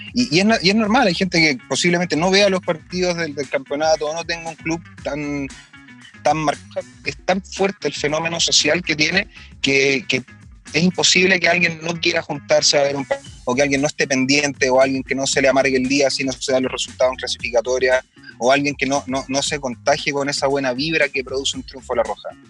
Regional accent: Chile; nos sentimos más bacanes como chilenos

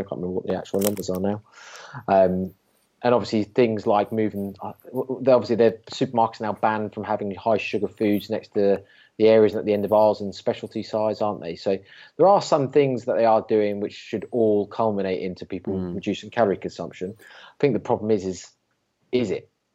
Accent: United Kingdom; I'm British

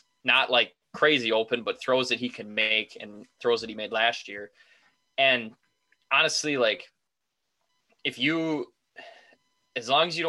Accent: Wisconsin, United States; Growing up in Wisconsin

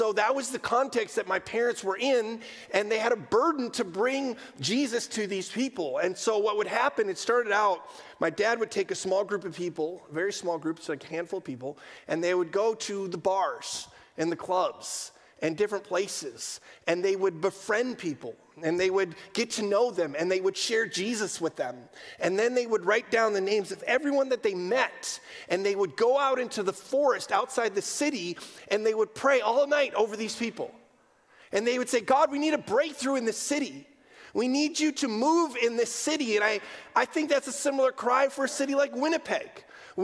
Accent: Amsterdam, North Holland, Netherlands; I grew up in Amsterdam, quintessential post-Christian context

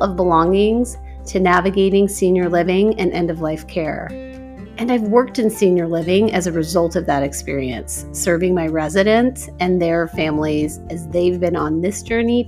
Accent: Omaha, Nebraska, United States; my hometown of Omaha

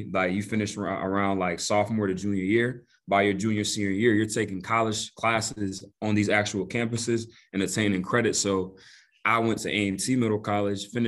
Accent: Greensboro, North Carolina, United States; also born or lived in Togo; been living in Greensboro pretty much all my life. Grew up in Greensboro.

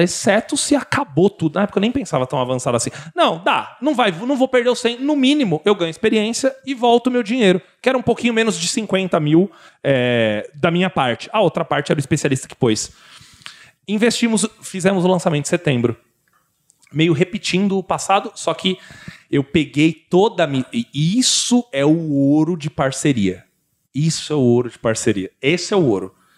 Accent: São Paulo, Brazil; eu sou de São Paulo

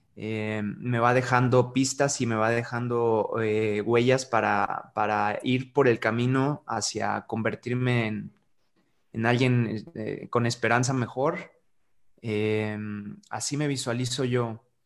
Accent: San Luis Potosí, Mexico; also born or lived in United States; soy un embajador del arte, este, para mi ciudad, para mi pueblo y mi comunidad

